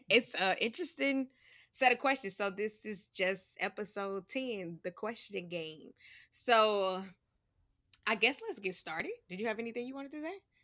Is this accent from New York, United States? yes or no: yes; New York, United States; accent: New York; my New York accent